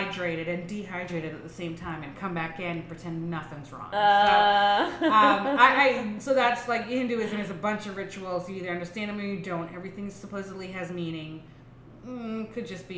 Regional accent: Texas, United States; growing up in Texas

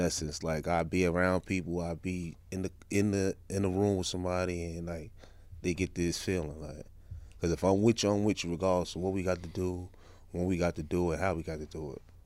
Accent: New York City, New York, United States; Crown Heights, Franklin Avenue

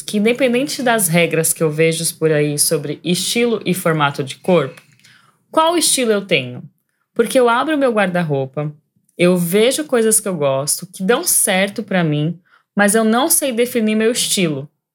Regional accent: Santos, São Paulo, Brazil; tenho 33 anos, sou de Santos, São Paulo.

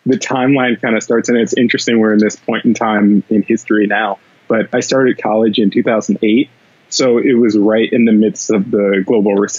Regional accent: St. Louis, Missouri, United States; moved away as an adult; also born or lived in New York; I grew up in St. Louis

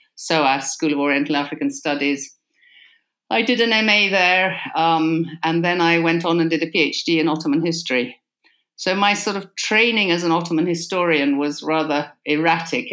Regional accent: Argyll, Scotland, United Kingdom; also born or lived in Callander; I grew up in Argyll on Loch Awe, in a very isolated situation on a sheep farm

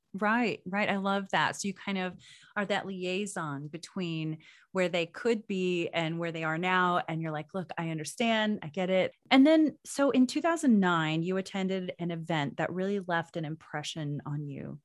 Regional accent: Oklahoma, United States; moved away as an adult; I moved away from Oklahoma, um, when I was in my twenties

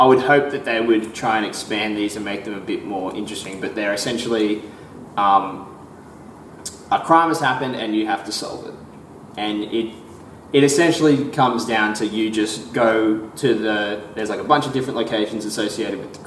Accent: Australia; accent: Australian

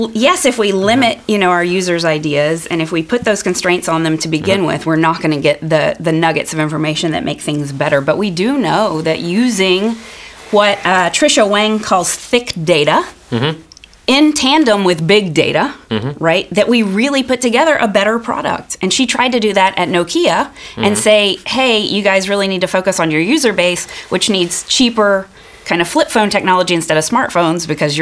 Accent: United States; moved away as an adult; now in Norway; I am American.

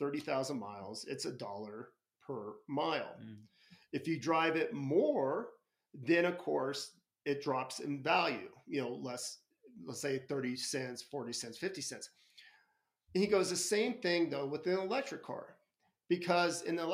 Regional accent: United States; I'm an American

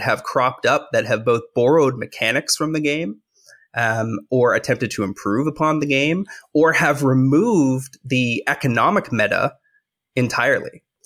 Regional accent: Canada; I'm a Canadian

